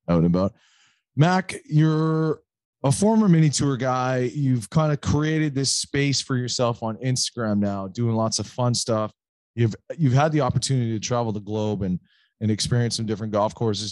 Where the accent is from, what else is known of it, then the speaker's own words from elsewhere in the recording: Canada; I never hear it as a Canadian